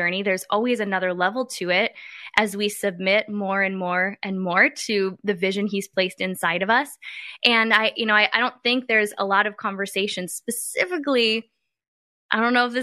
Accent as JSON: {"language": "English", "region": "Midwest", "country": "United States", "tie": "born or raised there", "said": "I grew up in a very small town. I came from the Midwest."}